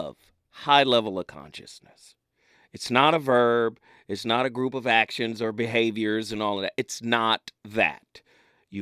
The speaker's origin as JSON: {"language": "English", "town": "Pasadena", "region": "California", "country": "United States", "said": "I'm from Pasadena"}